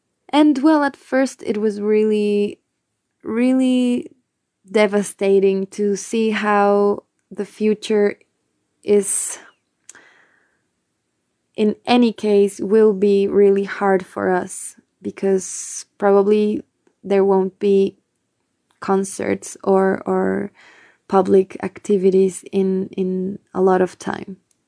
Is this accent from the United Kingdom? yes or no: no; Quito, Pichincha, Ecuador; English is a second language; from Quito, Ecuador, from the band … I also have a personal project called